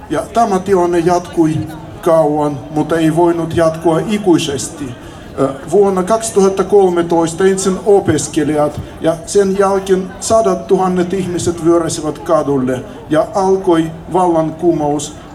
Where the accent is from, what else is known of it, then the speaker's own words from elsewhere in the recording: Ukraine; now in Finland; olen kotoisin Ukrainasta ja muutin Suomen vuonna 1995 ja tästä lähtien asun Suomessa.